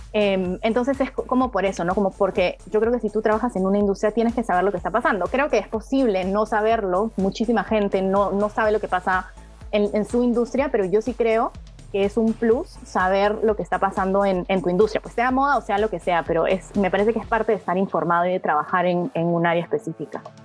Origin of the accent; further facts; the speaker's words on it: Peru; yo como peruana